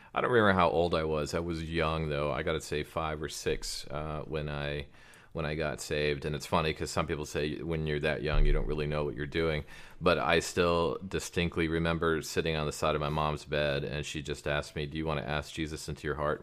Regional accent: Prescott Valley, Arizona, United States; I was raised in Prescott Valley, Arizona.

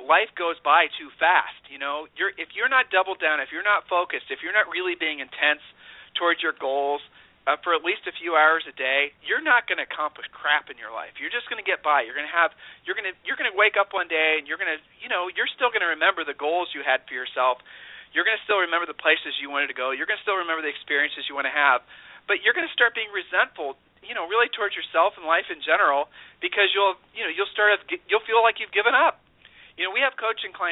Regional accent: Ohio, United States; We're from Ohio

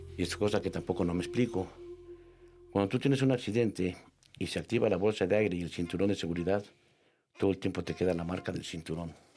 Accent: Mexico; decimos así se llama en México

